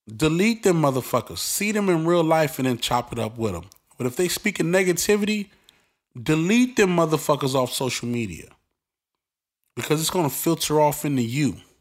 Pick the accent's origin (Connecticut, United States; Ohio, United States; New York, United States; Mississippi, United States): New York, United States; New York City; I'm from Brooklyn. I'm from the streets